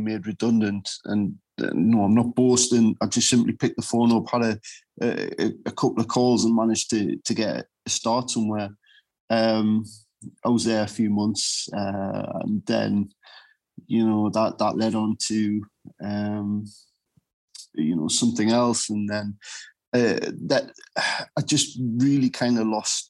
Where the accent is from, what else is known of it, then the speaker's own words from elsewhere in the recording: United Kingdom; I grew up in Rolling Skill.